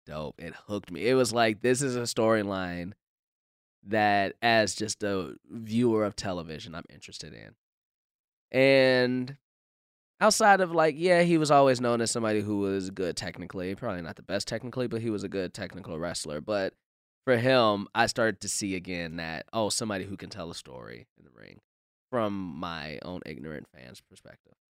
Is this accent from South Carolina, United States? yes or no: no; Chicago area, Illinois, United States; my hometown where I saw my first wrestling match